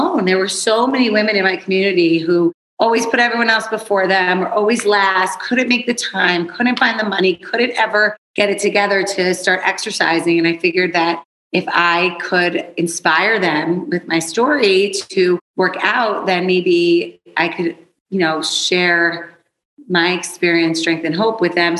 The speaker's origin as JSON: {"language": "English", "area": "East Windsor", "region": "New Jersey", "country": "United States", "tie": "born or raised there", "said": "I was born and raised in Wind Rivers, New Jersey, which is a very small community, Exit 8 on the New Jersey Turnpike"}